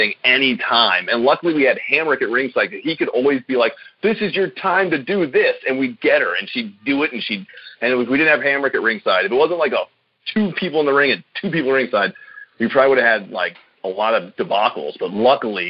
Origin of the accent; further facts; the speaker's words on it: Silver Spring, Maryland, United States; It was in my hometown. I lived literally like, you know, outside of Washington, D.C. My town was Silver Spring.